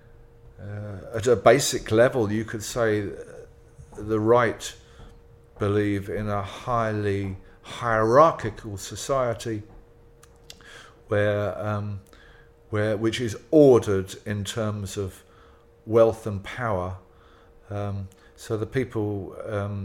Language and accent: English; England, United Kingdom; I'm from England. I grew up in England with English culture.